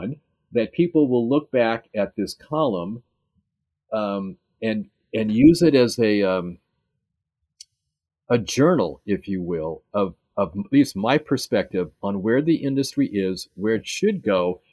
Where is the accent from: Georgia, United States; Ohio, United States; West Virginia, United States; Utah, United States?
Ohio, United States; Cleveland; also born or lived in New Mexico; now in Seattle, United States; I do have a presence in my hometown of Cleveland.